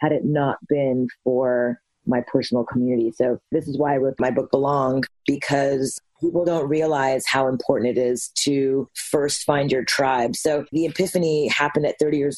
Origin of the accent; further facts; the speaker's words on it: Montreal, Quebec, Canada; I'm half Japanese, half Indian, born and raised in Montreal, Canada